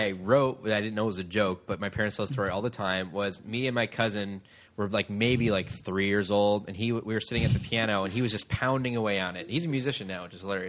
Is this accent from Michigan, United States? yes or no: yes; Michigan, United States; I grew up in Michigan